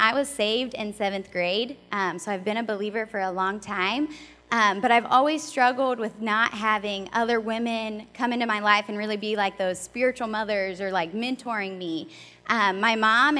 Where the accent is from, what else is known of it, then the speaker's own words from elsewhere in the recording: Ohio, United States; moved away as an adult; also born or lived in Louisville, Kentucky; We're from Ohio.